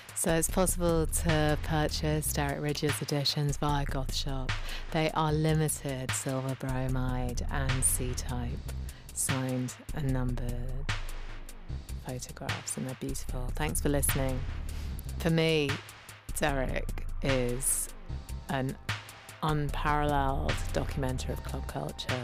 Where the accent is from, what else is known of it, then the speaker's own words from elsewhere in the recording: Ealing, London, United Kingdom; I grew up in Ealing